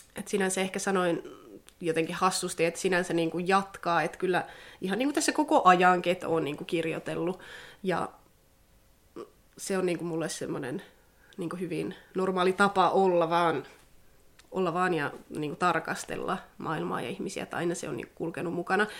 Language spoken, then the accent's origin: Finnish; Sodankylä, Lapland, Finland; moved away as an adult; now in Tampere, Finland; olen syntynyt Sodankylässä ja sukulaiset asuu täällä ja perhe asuu Sodankylässä, lapsuuden perhe. Miellän kyllä itseni vieläkin sodankyläläiseksi